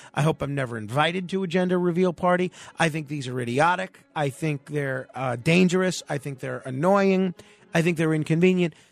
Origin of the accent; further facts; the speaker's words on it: New York City, New York, United States; when I was growing up in Manhattan